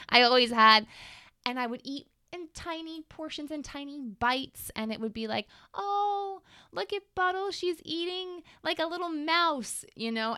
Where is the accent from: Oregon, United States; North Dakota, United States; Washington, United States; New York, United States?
New York, United States; Long Island; I grew up on Long Island.